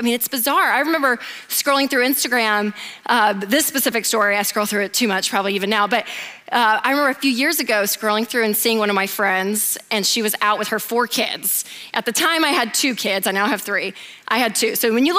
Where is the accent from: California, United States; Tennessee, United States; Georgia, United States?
Tennessee, United States; Nashville; I'm from Nashville, the South, so everything's monogrammed.